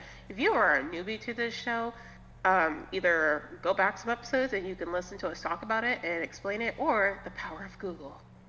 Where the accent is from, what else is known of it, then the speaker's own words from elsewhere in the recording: Florida, United States; I live, born and raised in Florida. We make up our own words